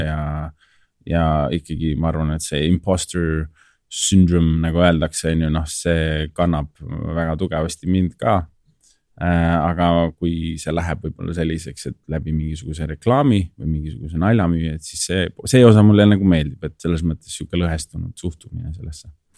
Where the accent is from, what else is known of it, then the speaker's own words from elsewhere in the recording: Tallinn, Harju County, Estonia; ma olen kasvanud ja elanud Tallinnas